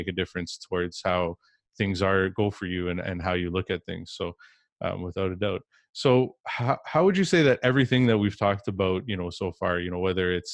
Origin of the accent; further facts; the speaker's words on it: Canada; I'm from Canada